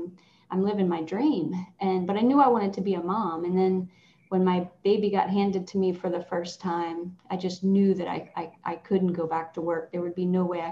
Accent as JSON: {"language": "English", "region": "Southwest Virginia", "country": "United States", "tie": "born or raised there", "moved": "as an adult", "lives_now": "Williamsburg, United States", "said": "I grew up in Southwest Virginia."}